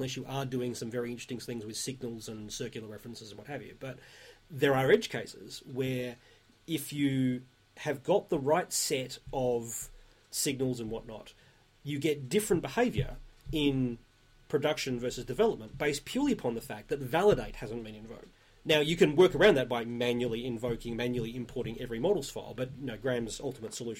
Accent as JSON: {"language": "English", "country": "Australia", "said": "I'm Australian"}